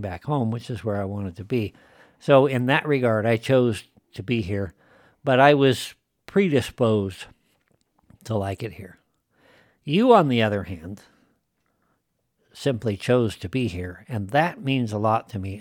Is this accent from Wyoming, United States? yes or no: yes; Wyoming, United States; moved away as an adult; I'm like a fifth generation native and been around these parts